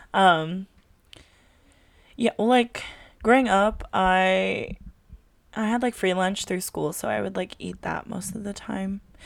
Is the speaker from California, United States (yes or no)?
yes; California, United States; first language Tagalog; English is a second language; I live in California